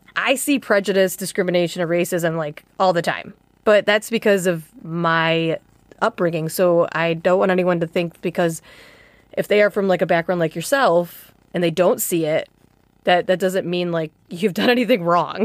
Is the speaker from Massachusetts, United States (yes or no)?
no; Chicago, Illinois, United States; as an American who grew up in Chicago